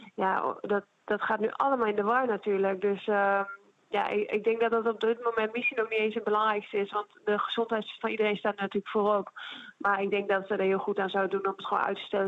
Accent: Netherlands; moved away as an adult; also born or lived in Italy; naar mijn thuisland wil keren

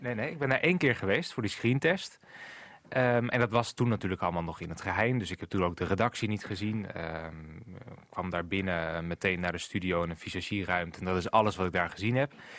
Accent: Groningen, Netherlands; also born or lived in Haren / Noordlaren; Ik ben geboren uit AZG, toen nog, UMCG dus, in het ziekenhuis in Groningen. En toen woonden we nog in Haren, toen naar Noord-Laren verhuisd en nu weer terug in Groningen.

